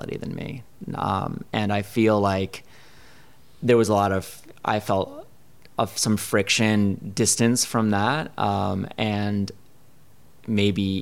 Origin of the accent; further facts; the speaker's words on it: New Haven, Connecticut, United States; moved away as an adult; also born or lived in Providence, Rhode Island; now in Chicago, United States; I grew up in Connecticut